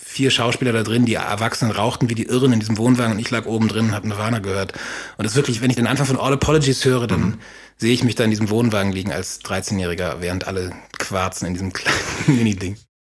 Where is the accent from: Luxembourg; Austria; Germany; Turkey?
Austria; moved away; in Österreich, dann dem Dorf, wo ich herkomme, bei meinem Vater